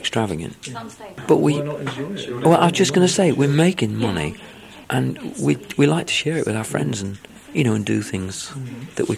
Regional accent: Mansfield, East Midlands, United Kingdom; accent: northern; also born or lived in London; my dad got a job in Mansfield in Nottingham. So when I was a baby, like a year old or something, we moved up there. I'm the only one in the family that speaks with a northern accent.

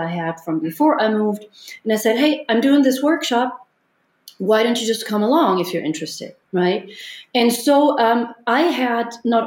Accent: Munich, Bavaria, Germany; moved away; in Munich in my hometown

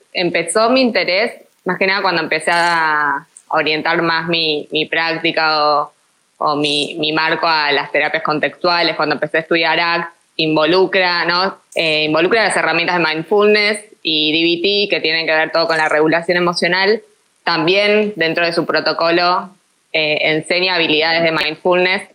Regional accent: Argentina; ya se darán cuenta por mi tonada todos que, soy argentina

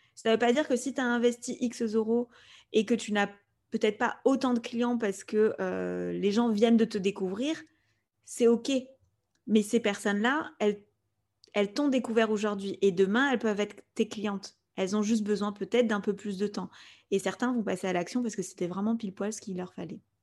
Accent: Spain; first language Spanish; French is a second language; moved away; avec mon frère, on a grandi en Espagne, donc euh, l'espagnol, c'est notre langue euh, maternelle

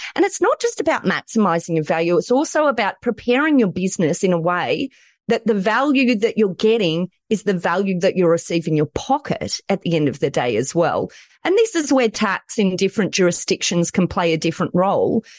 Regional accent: Australia; accent: Aussie; I'm in Australia

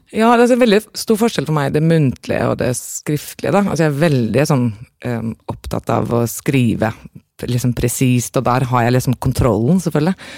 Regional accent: Norway; moved away; also born or lived in Aarhus, Denmark; jeg var norsk

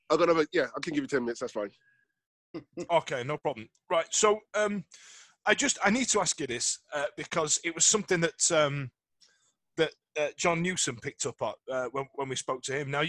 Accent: United Kingdom; there's a snobbery with British coaches that we, we kind of look down on everybody else's game? Yeah, we're British.

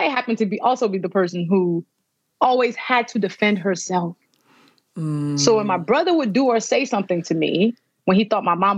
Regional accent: Nigeria; I'm Nigerian, born and raised

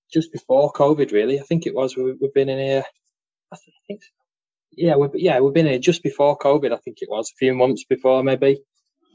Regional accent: Carnforth, North West England, United Kingdom; there's a little town called Carnforth. That's where most of us are from.

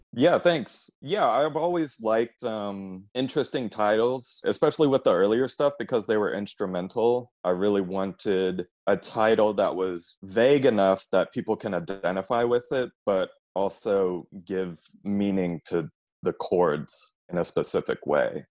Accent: Austin, Texas, United States; I grew up here in Austin, so I've been here all my life

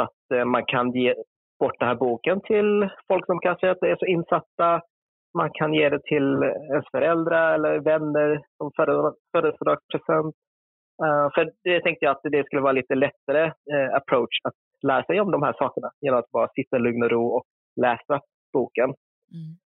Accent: Helsingborg, Skåne, Sweden; accent: Scanian; moved away as an adult; now in Gothenburg, Sweden; jag är född och uppvuxen i Helsingborg. Så min skånska kanske dyker upp lite då och då

